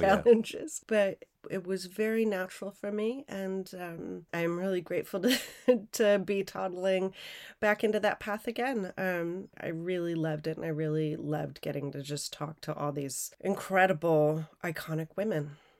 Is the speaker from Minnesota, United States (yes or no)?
yes; Minneapolis, Minnesota, United States; I grew up in Minneapolis